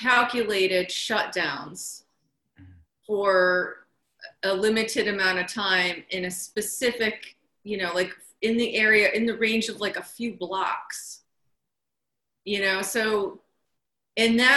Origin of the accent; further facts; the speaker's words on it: New York, United States; being a New Yorker